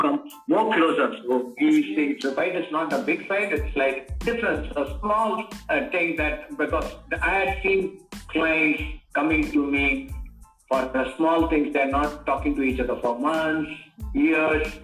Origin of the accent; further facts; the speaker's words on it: Kerala, India; I was from Kerala